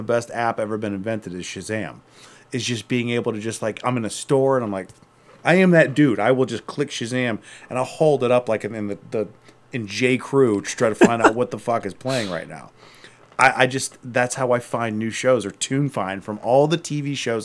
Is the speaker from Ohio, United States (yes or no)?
yes; Akron, Ohio, United States; I'm from Akron originally